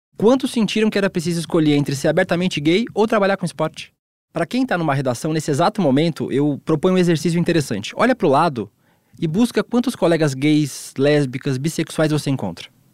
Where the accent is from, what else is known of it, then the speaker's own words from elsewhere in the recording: Balneário Camboriú, Santa Catarina, Brazil; Balneário Camboriú, onde eu cresci